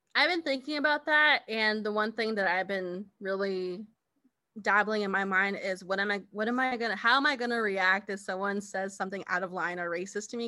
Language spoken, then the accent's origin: English; United States; now in Kansas, United States; I am Navajo from the Navajo Nation